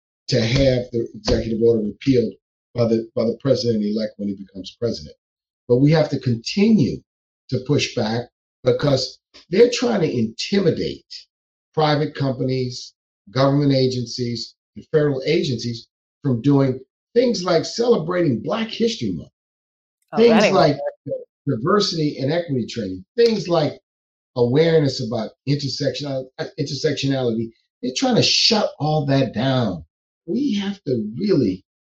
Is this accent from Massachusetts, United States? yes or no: no; New Orleans, Louisiana, United States; I'm from the South, I'm from New Orleans.